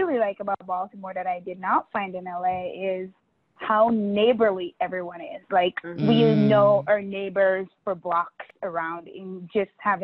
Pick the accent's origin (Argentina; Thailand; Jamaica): Jamaica; moved away as an adult; now in United States; I was born and raised in Jamaica